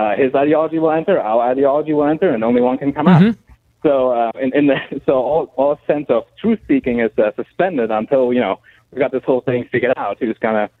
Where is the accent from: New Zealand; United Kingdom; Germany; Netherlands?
Germany; now in Fort Worth, United States; I'm from Germany. I'm a German national. I live here in Fort Worth